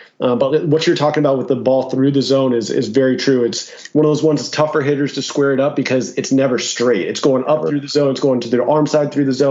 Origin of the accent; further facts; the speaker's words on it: San Diego, California, United States; growing up in San Diego and seeing a lot of Jake Peavy